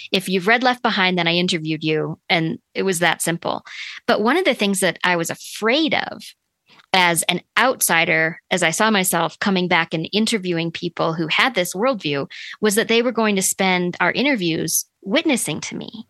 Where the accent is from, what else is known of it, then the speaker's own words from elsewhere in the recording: Sioux Falls, South Dakota, United States; when I was growing up, we lived in Sioux Falls, South Dakota